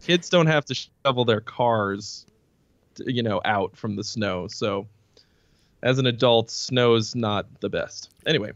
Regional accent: Boston, Massachusetts, United States; moved away as an adult; now in California, United States; I grew up in Boston

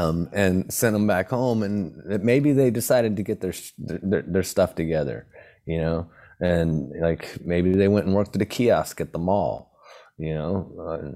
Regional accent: Hawaii, United States; growing up in Hawaii

